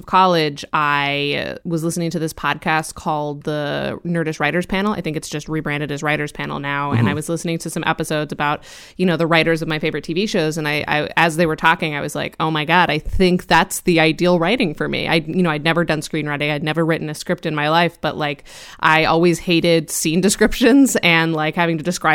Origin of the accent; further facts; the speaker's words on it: Colorado, United States; moved away as an adult; also born or lived in Oregon; now in New York, United States; I grew up in Colorado, went to undergrad in Oregon, moved to New York for grad school, and have been here ever since.